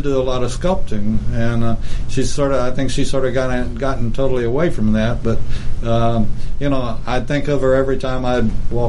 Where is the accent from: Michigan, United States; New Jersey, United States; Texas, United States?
Texas, United States; Lubbock; moved away; Lubbock, like my hometown